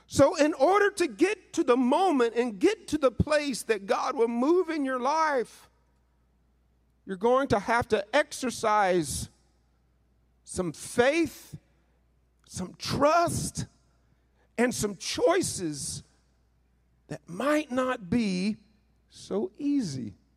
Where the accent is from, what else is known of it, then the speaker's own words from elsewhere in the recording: northeastern Mississippi, United States; moved away; also born or lived in Missouri; being raised in Mississippi uh, most of my life